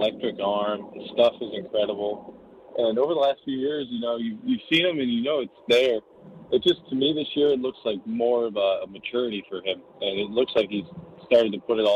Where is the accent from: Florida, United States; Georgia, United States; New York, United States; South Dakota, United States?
New York, United States; growing up in New York